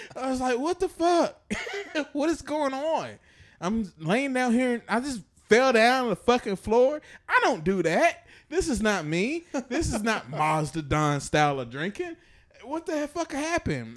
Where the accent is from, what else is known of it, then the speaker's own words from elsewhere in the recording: Chattanooga, Tennessee, United States; growing up in Chattanooga, we had this place called Central Park